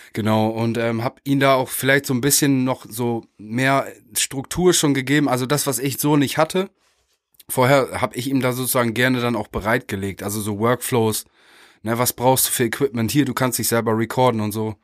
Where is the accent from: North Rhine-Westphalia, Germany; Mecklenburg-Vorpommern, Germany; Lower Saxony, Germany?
Lower Saxony, Germany; Meppen; wir kommen aus, äh, beide aus Meppen an der holländischen mhm. Grenze.